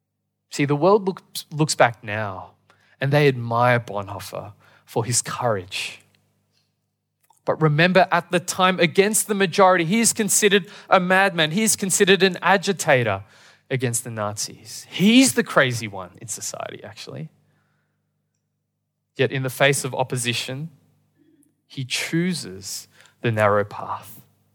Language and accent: English; Australia; born there; I was born in Australia, and sadly, I can only speak English.